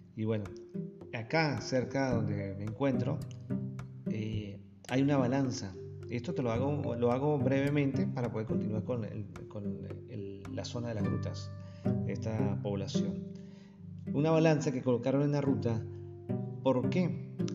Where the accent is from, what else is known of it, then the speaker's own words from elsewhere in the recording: San Cristóbal, Táchira, Venezuela; moved away as an adult; now in Argentina; se parece mucho a la, zona de San Cristóbal de Venezuela, de donde vengo